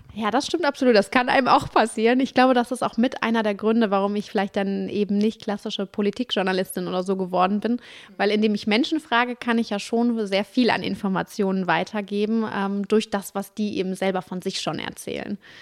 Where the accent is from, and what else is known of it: Duisburg, North Rhine-Westphalia, Germany; also born or lived in Dortmund / Cologne